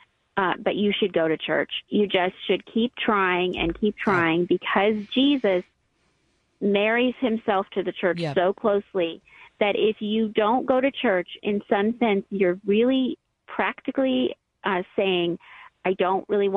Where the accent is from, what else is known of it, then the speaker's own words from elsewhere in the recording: United States; as American Christians